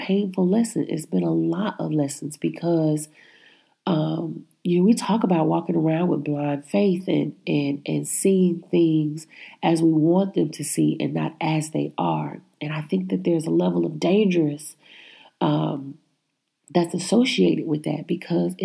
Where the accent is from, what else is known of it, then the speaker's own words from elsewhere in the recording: Midwest, United States; I was born in the Midwest